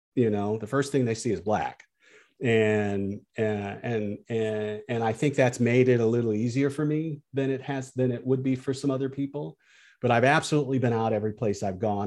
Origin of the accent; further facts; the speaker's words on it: Peoria, Illinois, United States; I grew up in Peoria